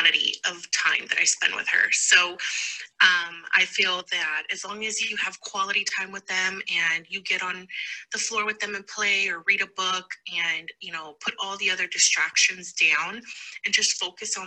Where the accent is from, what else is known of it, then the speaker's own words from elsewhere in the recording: Fort Worth, Texas, United States; I'm from Fort Worth, Texas